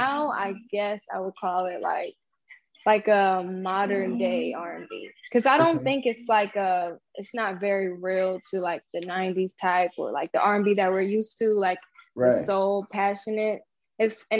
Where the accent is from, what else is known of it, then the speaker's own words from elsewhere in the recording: Lancaster, California, United States; I was born in Lancaster, California